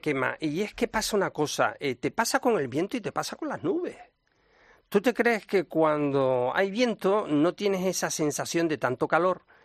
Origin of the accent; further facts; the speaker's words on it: Las Palmas de Gran Canaria, Canary Islands, Spain; a mi tierra, fíjate. En Canarias, en Las Palmas de Gran Canaria